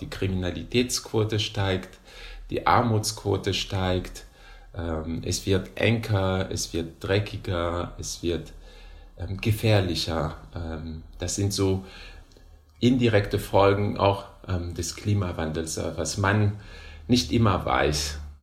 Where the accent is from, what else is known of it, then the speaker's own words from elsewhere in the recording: Madagascar; German is a second language; moved away as an adult; now in Hannover, Germany; Ich komme aus Madagaskar.